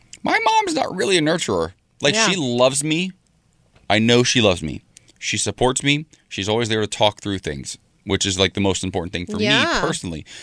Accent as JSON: {"language": "English", "region": "Ohio", "country": "United States", "tie": "born or raised there", "moved": "yes", "said": "my home state of Ohio."}